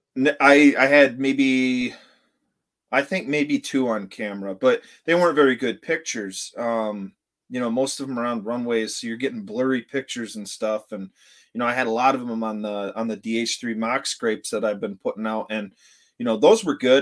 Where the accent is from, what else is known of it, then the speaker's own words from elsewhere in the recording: Vanderbilt, Michigan, United States; I was born and raised here in Vanderbilt, and I'm back here in Vanderbilt